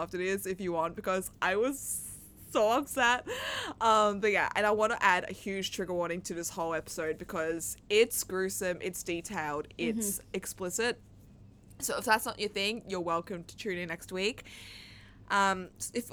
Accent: Australia; I'm very Australian

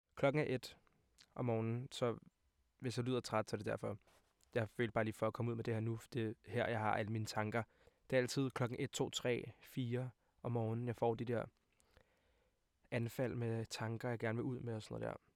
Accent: Hvidovre, Capital Region of Denmark, Denmark; jeg er 20 år gammel og kommer fra Hvidovre af.

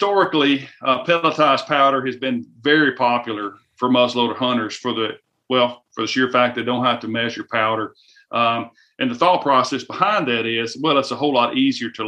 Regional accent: the South, United States; I am from the South, and we have a lot of humidity down here

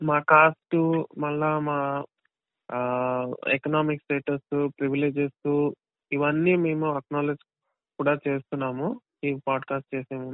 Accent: Andhra Pradesh, India; now in Bangalore, India; నేను ఉండేది బెంగళూరు ఇంకా నేను పుట్టింది పెరిగింది కొన్ని రోజులు నేను గడిపింది అంతా ఆంధ్రాలోనే బట్ ఇప్పుడు నేను బెంగళూరులో ఉన్నాను

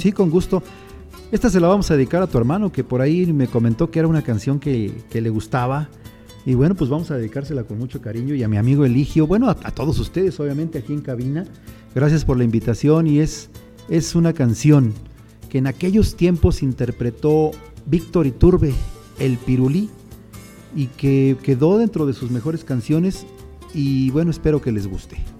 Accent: a town called Cambay, State of Mexico, Mexico; yo vengo de un pueblo que se llama Cambay, aquí en el Estado de México

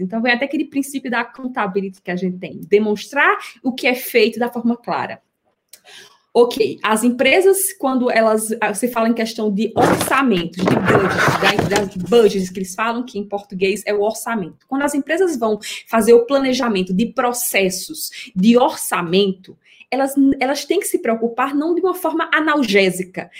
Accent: Recife, Pernambuco, Brazil; accent: Northeastern; moved away as an adult; now in São Paulo, Brazil; eu sou natural de Recife, sotaque, vocês vão escutar alguns regionalismos

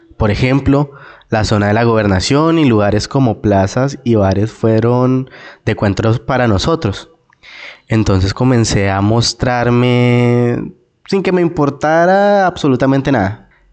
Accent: Cesar, Colombia; moved away as an adult; also born or lived in Bogotá; salirme nuevamente de mi tierra

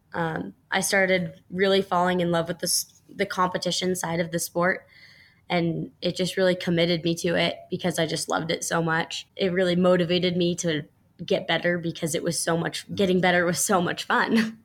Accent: Colorado, United States; the Lions Kids Kayak Club here in my hometown

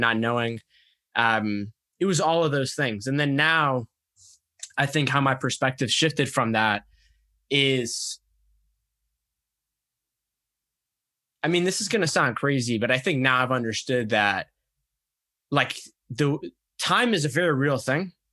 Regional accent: United States; my parents had come to America basically about a year before I was born from Egypt

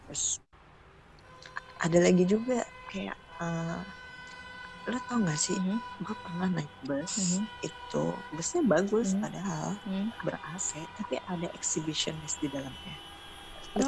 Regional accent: Bandung, West Java, Indonesia; gue menghabiskan masa kecil di Bandung juga eh. sampai kuliah.

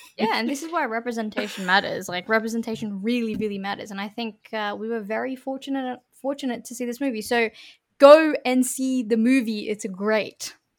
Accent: Sydney, New South Wales, Australia; we're from Western Sydney, you know, we don't sound like Western Sydney has an accent

